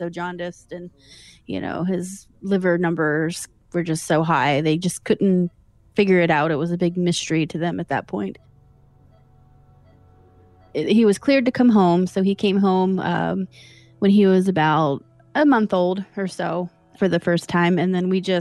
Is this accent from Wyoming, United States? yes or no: no; Columbus, Ohio, United States; I'm from Columbus, Ohio, right here in Columbus, Ohio